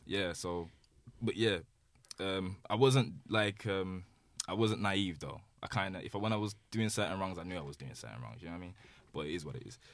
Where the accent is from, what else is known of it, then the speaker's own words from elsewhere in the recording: Birmingham, West Midlands, United Kingdom; also born or lived in London; I was born in London, raised in Birmingham